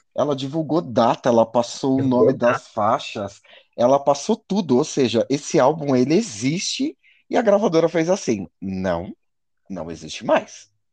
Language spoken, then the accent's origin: Portuguese; Brazil; como brasileiro